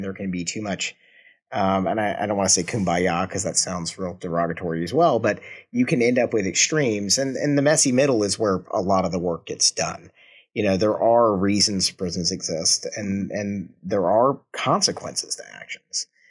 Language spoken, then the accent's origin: English; Georgia, United States; now in Kansas City, United States; I, I was born and raised in, well, not born in, but I was raised in Georgia